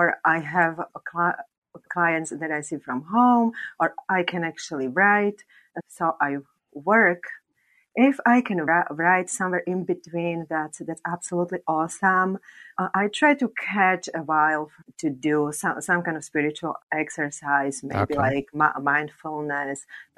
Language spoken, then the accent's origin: English; Slovakia; English is a second language; I am from Slovakia